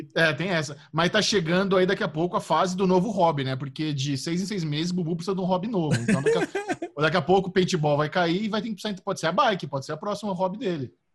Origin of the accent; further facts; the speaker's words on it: Artur Nogueira, São Paulo, Brazil; ter a minha infância, ter passado em Artur Nogueira, que é uma cidade de interior relativamente plana